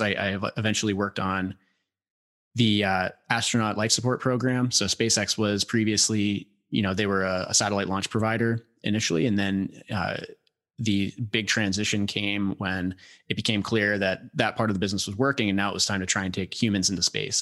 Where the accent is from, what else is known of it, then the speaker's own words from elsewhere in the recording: Northern Virginia, United States; I grew up in Northern Virginia, uh, a little bit south of D C, had, uh, big property